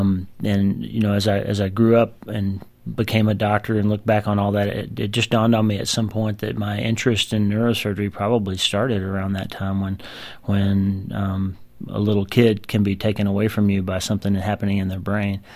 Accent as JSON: {"language": "English", "country": "United States", "tie": "born or raised there", "said": "growing up in the United States and practicing in the United States"}